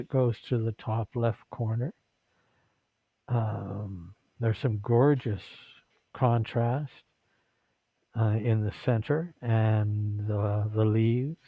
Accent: Vancouver, British Columbia, Canada; now in Philippines; They said, where were you born? I said, Vancouver. They said, what province? BC, check. Country, Canada, check.

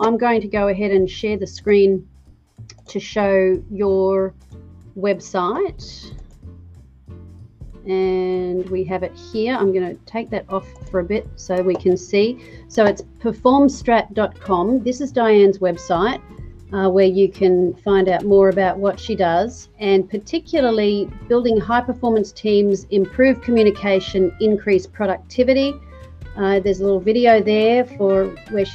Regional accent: Australia; me being an Aussie

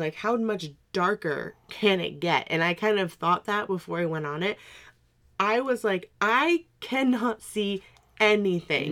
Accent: New England, United States; growing up in New England

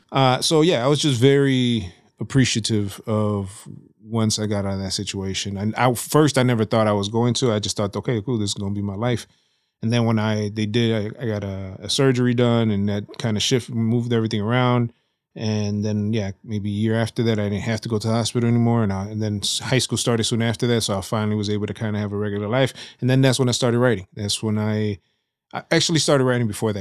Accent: Chicago, Illinois, United States; I was born in Humboldt Park, so, in the region, so right, right on in the middle of Humble Park. Um, grew up, uh, uh, like Bucktown, Wicker Park area in the early eighties, uh, and then moved out to Hermosa in the early nineties

